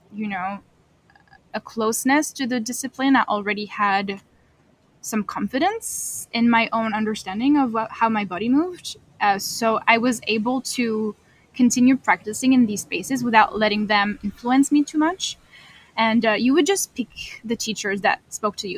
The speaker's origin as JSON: {"language": "English", "country": "France", "moved": "as an adult", "lives_now": "Kingston, Canada", "said": "I am a newcomer to Canada. I am from France."}